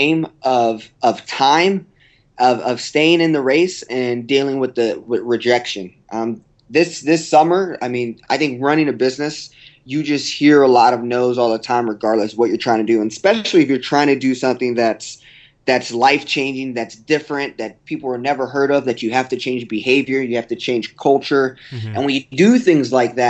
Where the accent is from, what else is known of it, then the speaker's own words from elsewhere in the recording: Texas, United States; also born or lived in Oklahoma; I'm from Texas, but I went to school at the University of Oklahoma